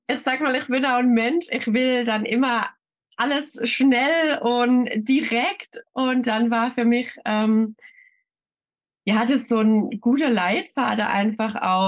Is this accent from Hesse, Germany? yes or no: no; Schönau, Baden-Württemberg, Germany; Ich komme aus Schönau. Das ist ein kleines Örtchen im Schwarzwald.